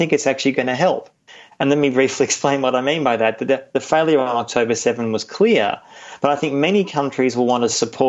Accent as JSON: {"language": "English", "country": "Australia", "said": "I'm Australian, but also a German citizen."}